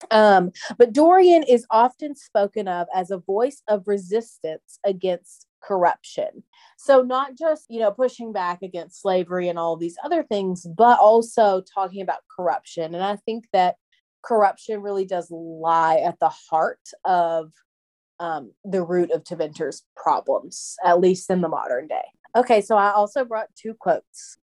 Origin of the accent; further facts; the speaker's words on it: the South, United States; as a Southerner